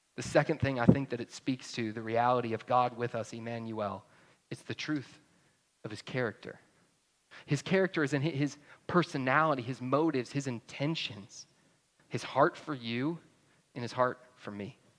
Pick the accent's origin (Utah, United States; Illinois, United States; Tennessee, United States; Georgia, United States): Georgia, United States; North; moved away as an adult; now in New Braunfels, United States; I grew up in North Georgia